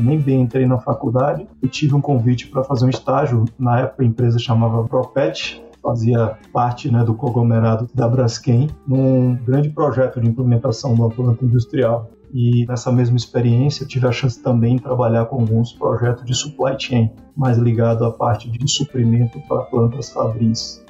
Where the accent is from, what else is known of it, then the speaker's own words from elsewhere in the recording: Coração de Maria, Bahia, Brazil; also born or lived in Salvador; sou nordestino, eu nasci em Salvador por falta de estrutura na cidade que meus pais moravam. Fica a 100 quilômetros de Salvador, chamado Coração de Maria.